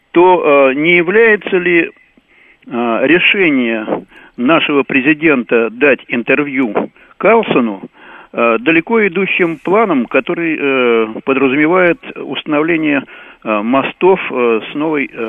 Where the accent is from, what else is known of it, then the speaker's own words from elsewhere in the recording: Yekaterinburg, Sverdlovsk Oblast, Russia; я из города Екатеринбург.